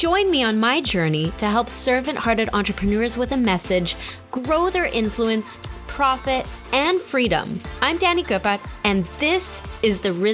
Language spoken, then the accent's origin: English; Canada; I'm Canadian